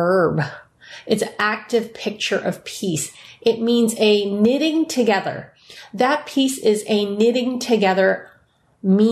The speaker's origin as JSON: {"language": "English", "town": "San Francisco", "region": "California", "country": "United States", "tie": "born or raised there", "said": "San Francisco Chinatown, where I was born"}